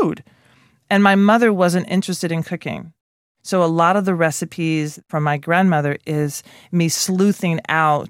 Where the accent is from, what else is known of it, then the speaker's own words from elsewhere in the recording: Nashville, Tennessee, United States; I grew up in Nashville, Tennessee